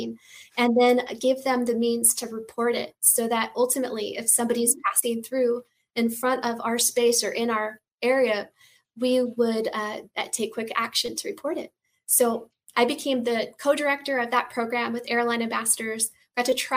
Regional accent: Washington, United States; now in Los Angeles, United States; I'm based in Los Angeles, California. I'm originally from the Northwest, Washington State

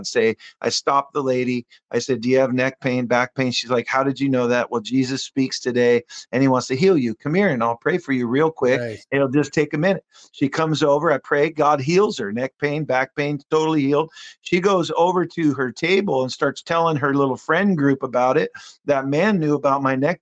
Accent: Seattle, Washington, United States; "Where are you from?" And I said, "Seattle."

